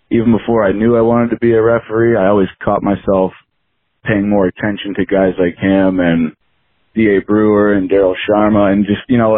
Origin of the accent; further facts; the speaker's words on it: Cleveland, Ohio, United States; I'm, I'm originally from the Cleveland, Ohio area.